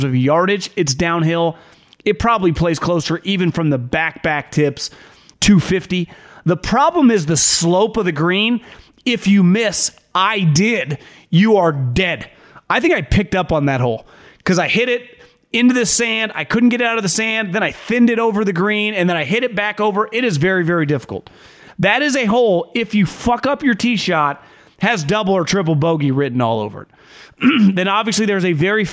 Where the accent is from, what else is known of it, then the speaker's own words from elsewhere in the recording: Northern California, United States; I'm someone that's born and raised in Northern California.